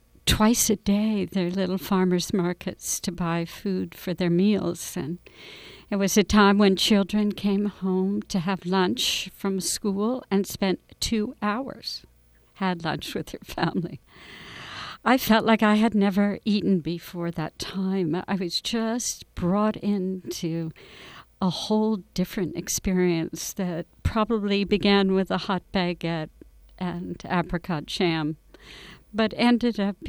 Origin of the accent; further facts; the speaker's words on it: New Jersey, United States; I grew up in New Jersey in the 50s